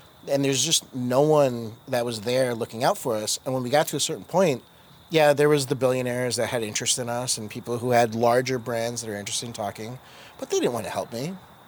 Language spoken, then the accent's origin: English; New Jersey, United States; also born or lived in India; As a kid, immigrant, I was born in India. I know earlier we said born and raised in Jersey.